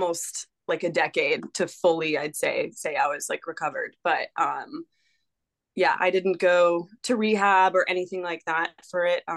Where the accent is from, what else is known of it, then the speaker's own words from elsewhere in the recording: Charlotte, North Carolina, United States; moved away as an adult; also born or lived in Glacier National Park, Montana; now in Birmingham, United States; growing up in Charlotte, just, I don't live there anymore